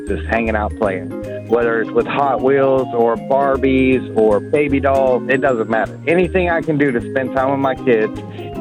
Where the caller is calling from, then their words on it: Panama City, Florida, United States; I'm calling from Panama City, Florida